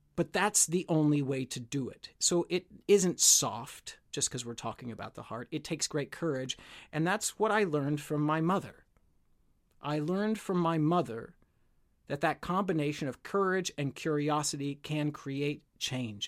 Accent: United States; moved away; my home country in the United States

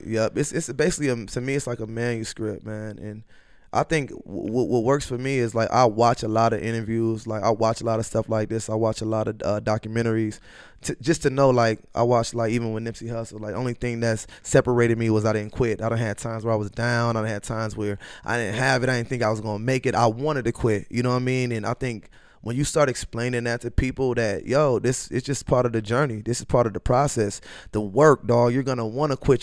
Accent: Minneapolis, Minnesota, United States; also born or lived in Norman, Oklahoma / Macedonia / Los Angeles; I grew up in North Minneapolis.

